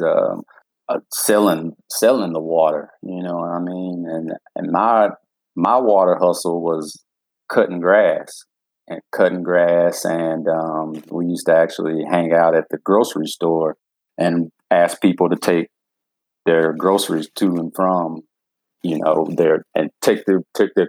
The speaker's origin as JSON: {"language": "English", "region": "Georgia", "country": "United States", "tie": "born or raised there", "said": "I was raised here in Georgia"}